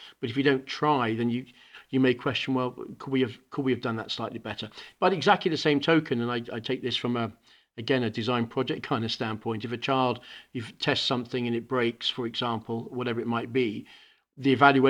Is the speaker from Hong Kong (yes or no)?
yes; Hong Kong; now in United Kingdom; We ended up in Hong Kong where I spent all my own education. So I grew up in Hong Kong in an international school, Ireland School, ESF, just putting it out there for all my team. And then I came back to the UK